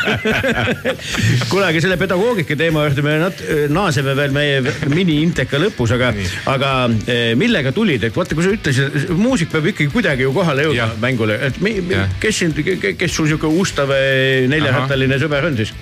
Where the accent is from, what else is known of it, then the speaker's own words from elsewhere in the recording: Tallinn, Harju County, Estonia; olen kasvanud eh, Nõmmel suusahüppetorni kõrval